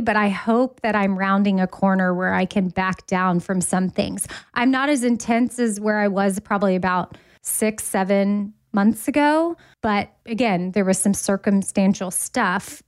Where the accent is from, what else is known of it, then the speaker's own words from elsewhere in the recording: Austin, Texas, United States; now in Nashville, United States; Austin, which is my hometown